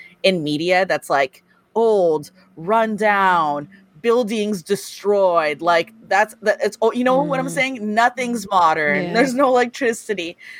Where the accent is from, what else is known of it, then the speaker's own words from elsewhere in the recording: Los Angeles, California, United States; born and raised in Los Angeles, California.